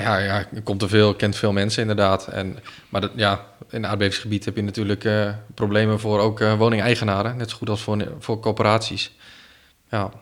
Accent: Ter Apel, Groningen, Netherlands; now in Groningen, Netherlands; Ik ben opgegroeid in Ter Post.

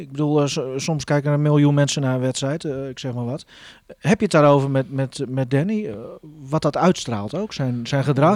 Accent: Groningen, Netherlands; wij als Groningers

